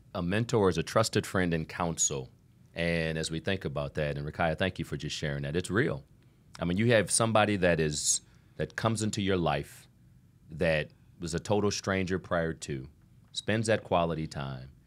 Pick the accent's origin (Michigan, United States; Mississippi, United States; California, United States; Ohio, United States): Ohio, United States; Toledo; I'm from Toledo, Ohio